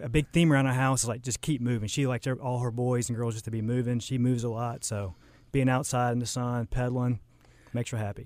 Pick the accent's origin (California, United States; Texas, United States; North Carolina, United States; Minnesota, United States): North Carolina, United States; Charlotte; also born or lived in Lake Norman; I kinda grew up in Charlotte, um, moved around a little bit, grew up, went to high school, Lake Norman